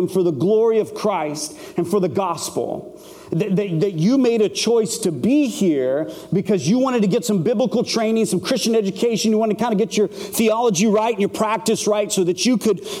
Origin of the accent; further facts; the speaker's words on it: Phoenix, Arizona, United States; I'm from Phoenix, Arizona